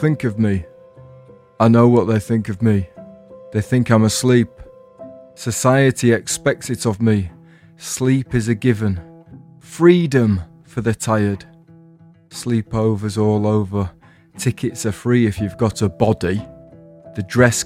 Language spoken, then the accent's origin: English; England, United Kingdom; I'm English